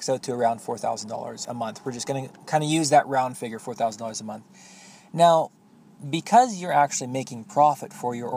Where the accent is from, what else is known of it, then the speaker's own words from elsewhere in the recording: Canada; I have a lot to be proud of as a Canadian